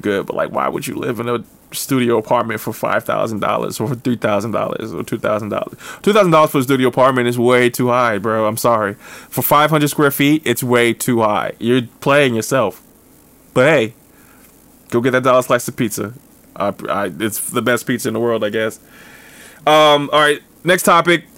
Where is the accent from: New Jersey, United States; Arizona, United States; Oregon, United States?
New Jersey, United States; I grew up in North Jersey